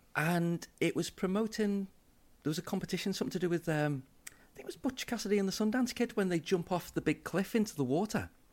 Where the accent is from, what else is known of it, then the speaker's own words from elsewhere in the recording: Liverpool, North West England, United Kingdom; I'm a city boy. I grew up in Liverpool.